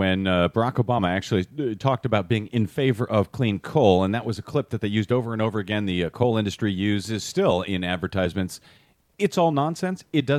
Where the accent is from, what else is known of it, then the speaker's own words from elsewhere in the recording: Missouri, United States; I grew up in Missouri.